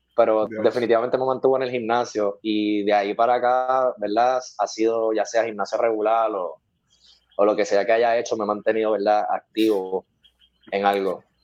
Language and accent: Spanish; Carolina, Puerto Rico; Yo soy de Carolina